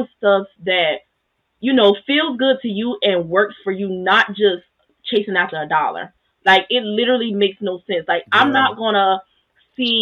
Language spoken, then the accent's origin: English; the South, United States; I grew up in the South.